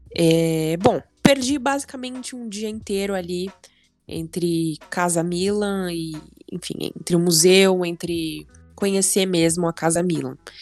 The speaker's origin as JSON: {"language": "Portuguese", "region": "São Paulo", "country": "Brazil", "said": "como brasileira, como paulista"}